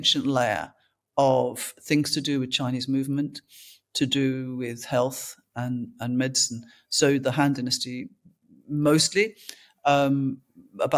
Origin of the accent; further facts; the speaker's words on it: London, United Kingdom; I was born in London to a mixed parentage.